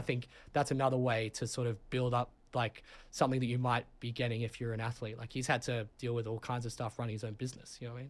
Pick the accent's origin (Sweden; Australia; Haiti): Australia; Sydney, New South Wales; moved away as an adult; also born or lived in London, United Kingdom; now in New Haven, United States; I'm from Sydney, Australia, uh, born in London.